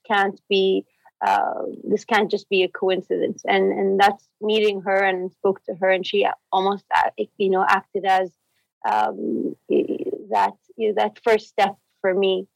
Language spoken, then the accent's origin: English; Jeddah, Makkah Province, Saudi Arabia; moved away as an adult; also born or lived in Cambridge, United Kingdom; I grew up in Saudi, in Jeddah